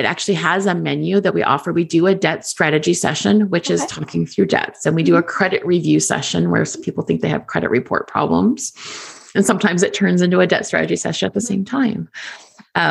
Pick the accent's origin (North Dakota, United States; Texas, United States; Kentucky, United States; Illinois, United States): North Dakota, United States; now in California, United States; I grew up in North Dakota